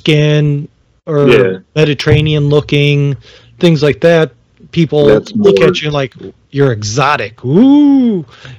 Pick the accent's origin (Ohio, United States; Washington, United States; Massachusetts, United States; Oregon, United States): Ohio, United States; I grew up in Ohio